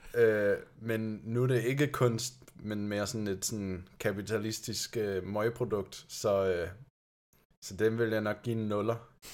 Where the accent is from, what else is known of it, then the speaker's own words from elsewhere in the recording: Germany; Danish is a second language; now in Denmark; jeg kommer faktisk fra Tyskland